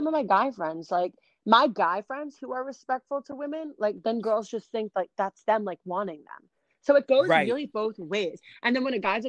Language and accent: English; New Jersey, United States; I'm from Jersey